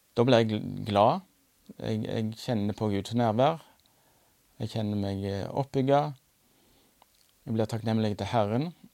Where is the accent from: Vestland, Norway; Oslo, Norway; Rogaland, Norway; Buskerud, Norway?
Rogaland, Norway; Randaberg; moved away as an adult; now in Nærbø, Norway; Jeg er fra Randaberg, men eh, og pendla som lærer til Tryggheim noen år.